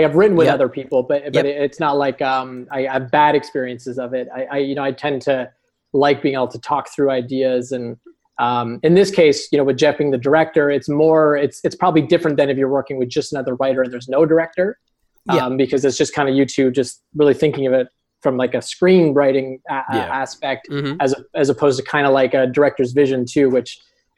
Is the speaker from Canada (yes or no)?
yes; Canada; also born or lived in Toronto area; We're both in the Toronto area. We're both Canadian.